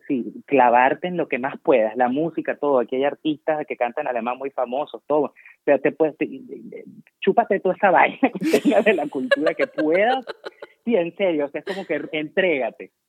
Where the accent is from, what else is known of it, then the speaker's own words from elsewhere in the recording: Venezuela; moved away as an adult; now in Germany; me iba a quedar en Venezuela